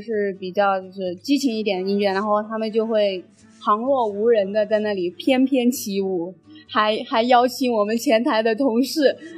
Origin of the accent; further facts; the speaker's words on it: Gao'an, Jiangxi, China; moved away as an adult; now in Dali, China; 我是江西高安的